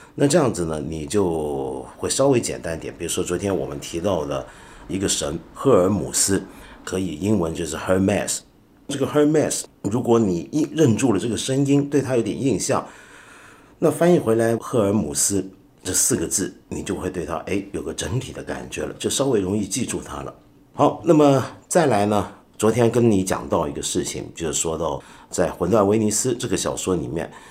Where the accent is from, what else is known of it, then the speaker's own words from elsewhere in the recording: China; 我们中国人都知道姜太公， 都知道哪吒的故事